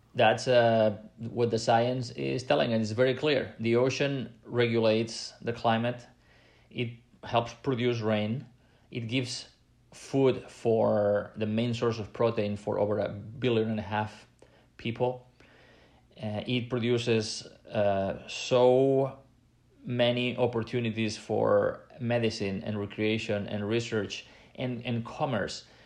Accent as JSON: {"language": "English", "region": "Catalonia", "country": "Spain", "said": "I come from Catalonia in Spain"}